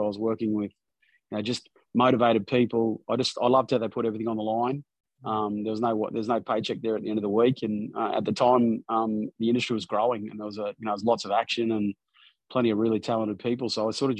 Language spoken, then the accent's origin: English; Mackay, Queensland, Australia; moved away as an adult; also born or lived in Brisbane; I was born in Mackay, North Queensland. So I did all my schooling there